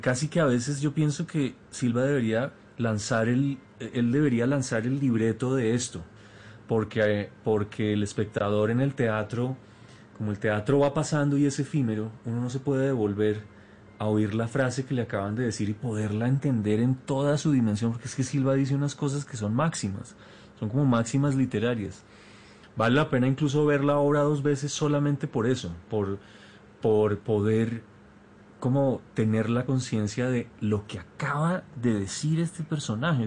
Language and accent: Spanish; Colombia; como colombianos